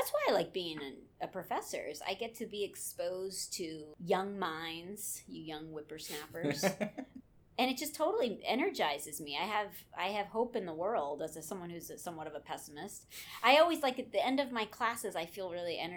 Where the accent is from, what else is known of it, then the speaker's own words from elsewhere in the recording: Seattle, Washington, United States; moved away; I grew up in Seattle